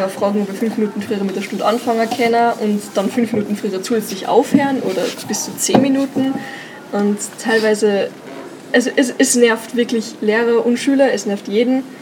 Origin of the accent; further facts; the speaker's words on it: Gmunden, Upper Austria, Austria; ich komme aus Gmunden. Ich komme aus Gmunden.